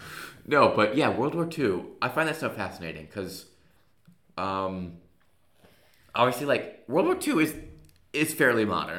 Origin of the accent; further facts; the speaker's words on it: United States; We're Americans, by the way, guys.